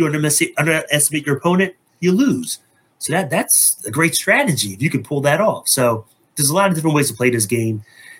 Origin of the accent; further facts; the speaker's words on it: New Jersey, United States; also born or lived in Philadelphia area; Me and, you know, Ramona bonded from being from New Jersey. You know, like, yeah, we're both from Jersey